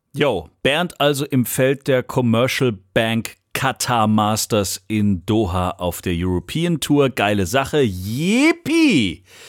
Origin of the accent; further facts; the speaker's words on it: Swabia, Germany; als Schwabe